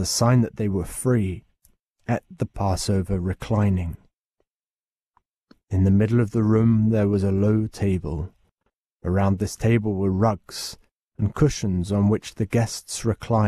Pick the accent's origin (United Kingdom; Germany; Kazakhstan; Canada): United Kingdom; England